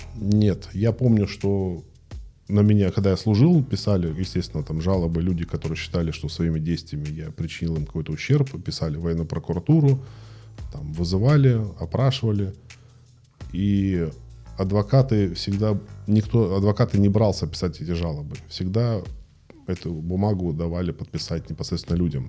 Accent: Krasnodar, Krasnodar Krai, Russia; родился в Краснодаре в 77 году

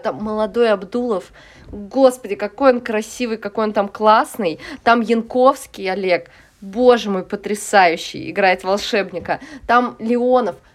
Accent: Saint Petersburg, Russia; also born or lived in Moscow; я росла в Купчино, в Петербурге

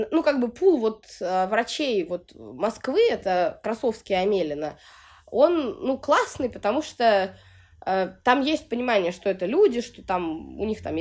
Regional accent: Sevastopol, Ukraine; born there; moved away; Родилась я в Севастополе, вот, но так как мой отец гражданин Российской Федерации, у меня российское гражданство, как и у матери

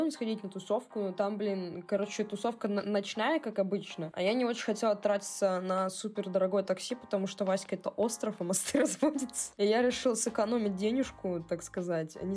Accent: Saint Petersburg, Russia; плюс, я из Санкт-Петербурга.

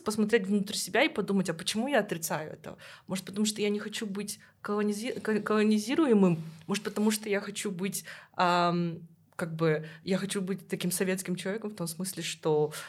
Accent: Kazakhstan; я из Казахстана

